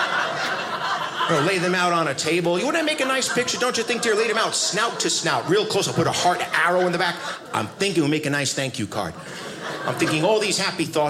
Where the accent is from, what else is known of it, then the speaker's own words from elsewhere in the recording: United States; I'm an American